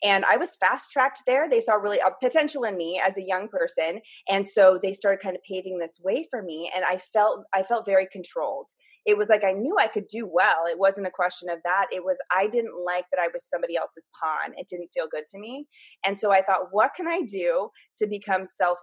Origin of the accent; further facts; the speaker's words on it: Half Moon Bay, California, United States; also born or lived in Menlo Park, California / San Jose, California; I grew up in Half Moon Bay. So I went to elementary school through high school out here.